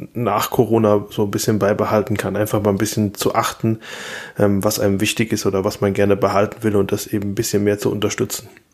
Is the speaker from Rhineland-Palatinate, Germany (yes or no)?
yes; Rhineland-Palatinate, Germany; ich als Pfälzer